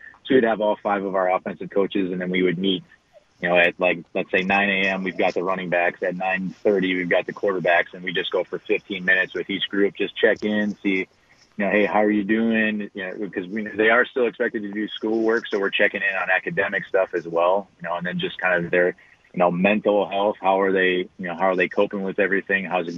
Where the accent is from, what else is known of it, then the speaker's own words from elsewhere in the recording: La Crosse, Wisconsin, United States; also born or lived in Kenosha, Wisconsin; I spent 3 years back in my hometown up in La Crosse at La Crosse Central